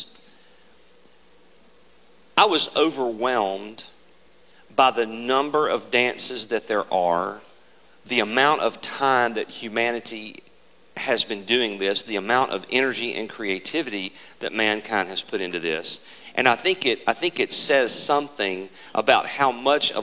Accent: Mississippi, United States; we're from Mississippi

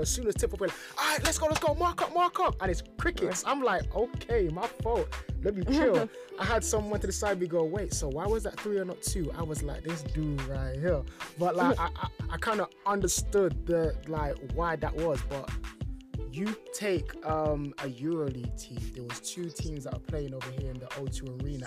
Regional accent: London, United Kingdom; me growing up in London

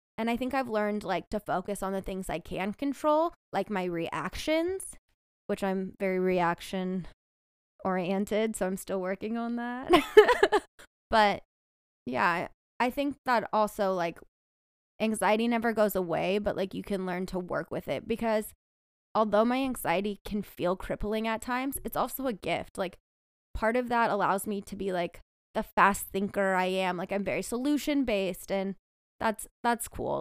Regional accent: San Diego, California, United States; moved away as an adult; also born or lived in Stanford, California / Texas; now in Bay Area, United States; I grew up in Southern California in San Diego

